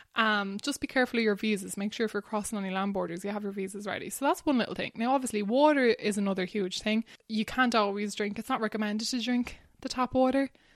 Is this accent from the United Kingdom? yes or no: no; Ballywilliam, Leinster, Ireland; moved away as an adult; now in Barcelona, Spain; I grew up in Wexford in a tiny little village called Ballywilliam.